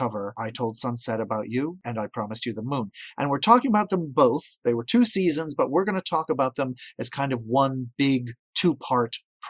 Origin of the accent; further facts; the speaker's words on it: Maine, United States; I am from Maine, and Maine is where we grow cheap bastards like me